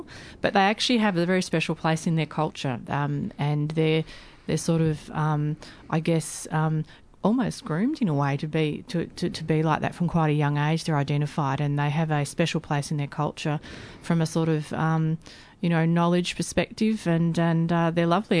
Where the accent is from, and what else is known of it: Australia